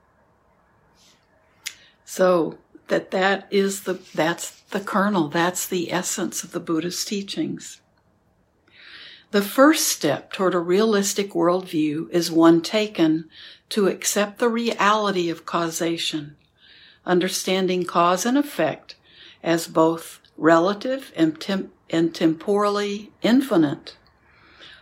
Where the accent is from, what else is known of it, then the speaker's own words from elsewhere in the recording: New York, United States; I am a New Yorker